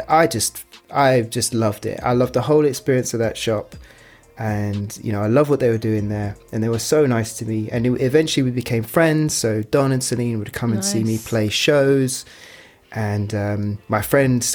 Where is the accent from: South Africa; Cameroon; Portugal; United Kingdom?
United Kingdom; also born or lived in London; being British